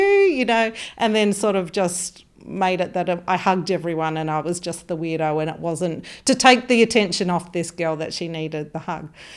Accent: Mount Gambier, South Australia, Australia; moved away as an adult; also born or lived in Melbourne / Darwin; I'm from South Australia, so Mount Gambier.

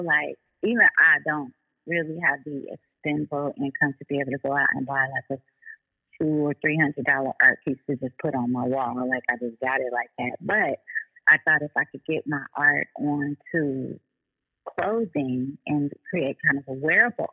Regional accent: Oakland, California, United States; I'm from Oakland. I speak with a certain dialect

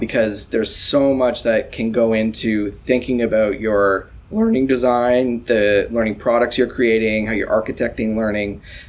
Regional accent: Toronto, Ontario, Canada; I am as Toronto a Toronto person you can be

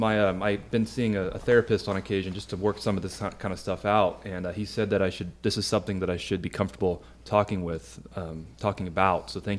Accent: Oakdale, California, United States; born or raised there

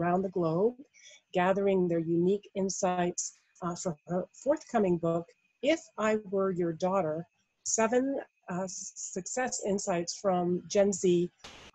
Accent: Massachusetts, United States; now in Dallas, United States; I'm in Dallas and she's also in Texas, and we're both from Massachusetts

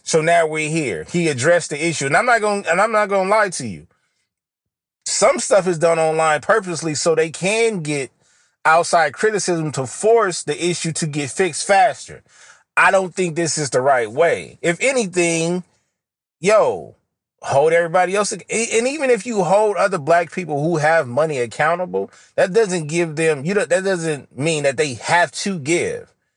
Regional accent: West Coast, United States; accent: West Coast; my Western, Southern accent comes out. My West Coast accent comes out.

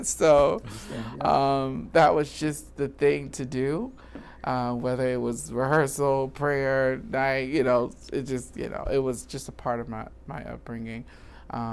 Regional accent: Danville, Virginia, United States; moved away as an adult; also born or lived in Baltimore, Maryland; now in Chicago, United States; I am a country boy from Virginia, Danville, Virginia, about 2 hours from Richmond

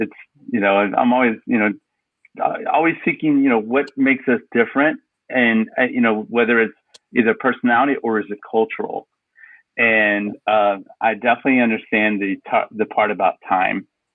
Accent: United States; as an American

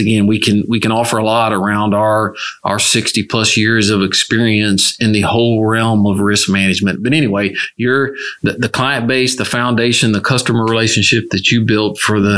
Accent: West Tennessee, United States; now in Houston, United States; I was raised in West Tennessee in Church of Christ

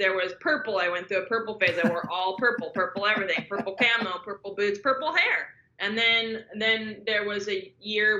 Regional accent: Southern California, United States; growing up in Southern California

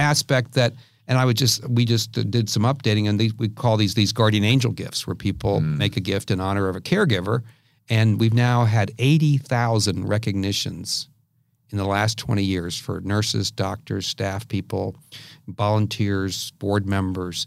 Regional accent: Washington, District of Columbia, United States; now in San Diego, United States; I grew up in the Washington D.C. area

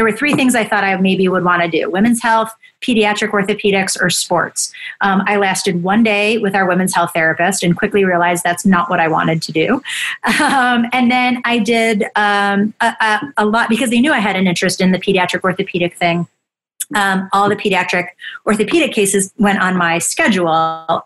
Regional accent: Buffalo, New York, United States; I grew up in Buffalo.

